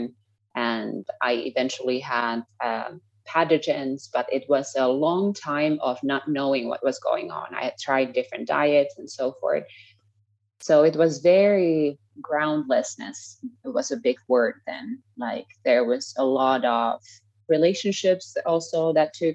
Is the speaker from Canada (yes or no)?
no; Finland; moved away as an adult; also born or lived in United States / Scotland / Oklahoma; now in Costa Rica; I'm from Finland, currently living in Costa Rica.